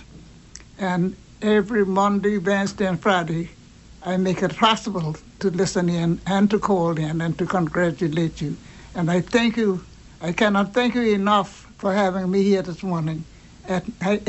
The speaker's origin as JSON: {"language": "English", "country": "Turks & Caicos Islands", "tie": "born or raised there", "moved": "yes", "lives_now": "Grand Turk, Turks and Caicos Islands", "said": "I was born in South Caicos, and I was living here for about 70 years"}